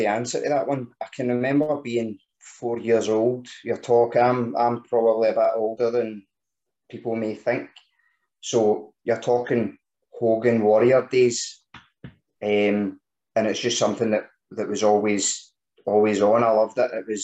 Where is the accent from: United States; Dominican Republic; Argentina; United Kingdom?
United Kingdom; Scotland; being Scottish